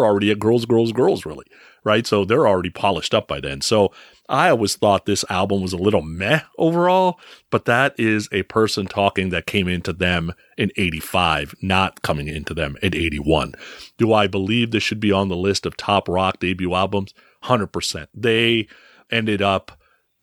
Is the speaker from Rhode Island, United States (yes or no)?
no; San Francisco, California, United States; I grew up in San Francisco